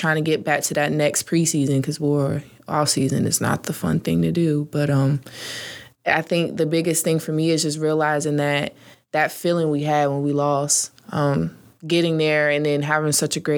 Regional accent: Norfolk, Virginia, United States; I grew up basically in Norfolk, Virginia

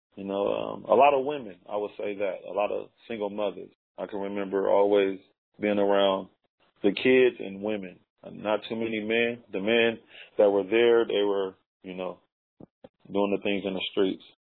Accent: Los Angeles, California, United States; moved away as an adult; also born or lived in Lynwood, California / Watts, California / Compton, California / Lancaster, California; now in Las Vegas, United States; I was born in Los Angeles, California. Uh, Okay, South South LA or South Central LA. That's where my my base is

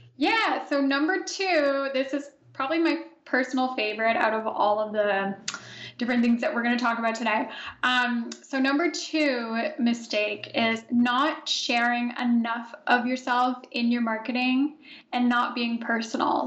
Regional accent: Canada; also born or lived in Italy; I myself am Canadian, so I'm recording this from Ottawa, Ontario. I just moved back to Canada from Italy, so I was there for four years

